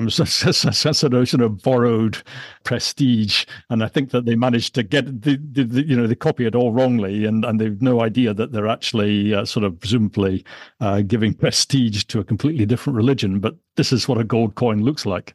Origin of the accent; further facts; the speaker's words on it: Scotland, United Kingdom; As a Scotsman